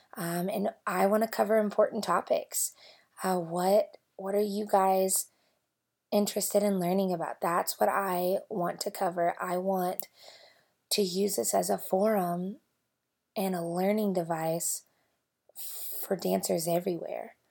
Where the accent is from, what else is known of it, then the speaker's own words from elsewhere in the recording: Louisville, Kentucky, United States; moved away as an adult; now in Bentonville, United States; I grew up in Louisville, Kentucky